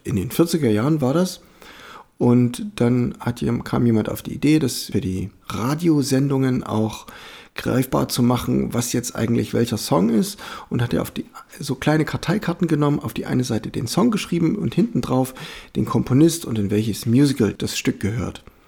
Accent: Germany; als Europäer oder als Deutscher

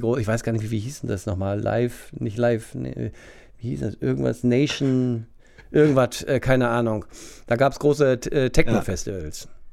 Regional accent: Wunstorf, Lower Saxony, Germany; also born or lived in Hannover; Wunsdorf Steinhude, ja. genau. Da bin ich aufgewachsen

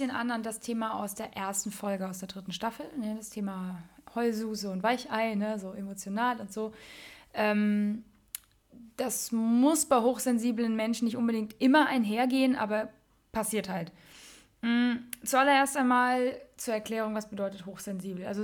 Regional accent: Mainz, Rhineland-Palatinate, Germany; ich bin, ja, ich bin eine Mensa Mädche und groß geworden in der Mensa Phasenacht

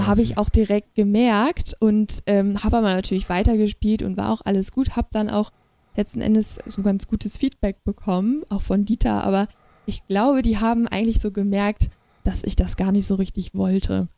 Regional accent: Schneverdingen, Lower Saxony, Germany; Und da bin ich auch so Krass. eingeboren oder mit aufgewachsen.

